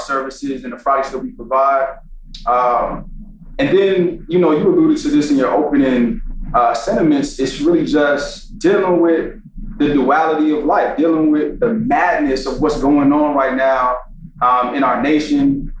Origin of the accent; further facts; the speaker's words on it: Greensboro, North Carolina, United States; also born or lived in New York; I was born in New York, but raised in Greensboro, North Carolina